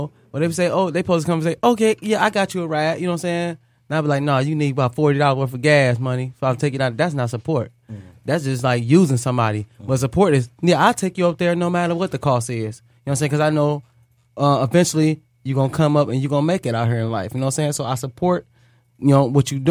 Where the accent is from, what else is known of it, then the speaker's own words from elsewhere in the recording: Detroit, Michigan, United States; I'm from Detroit